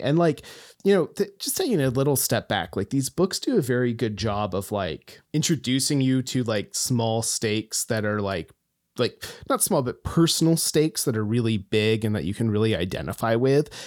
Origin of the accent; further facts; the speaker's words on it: Homer, Alaska, United States; moved away as an adult; Homer, my hometown